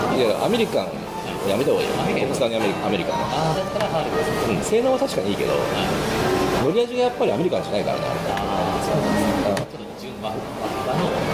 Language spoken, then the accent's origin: Japanese; Yamaguchi, Japan; 山口県出身だから